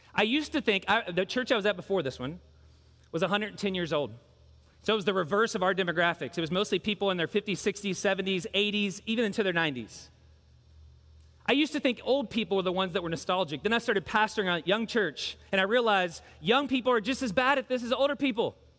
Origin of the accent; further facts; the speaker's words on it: Louisville, Kentucky, United States; I grew up in Louisville.